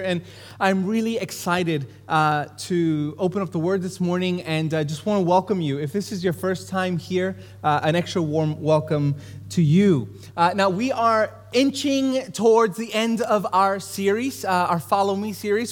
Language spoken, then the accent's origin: English; New York City, New York, United States; I grew up in Brooklyn, New York. I grew up in East New York.